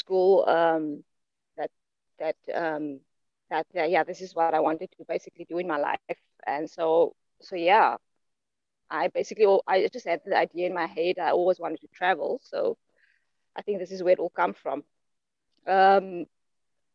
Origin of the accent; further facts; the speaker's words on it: Grabouw, Western Cape, South Africa; I was born and raised in the Western Cape, which used to be the Western province of South Africa, in a small apple farming town called Crabow, Elgin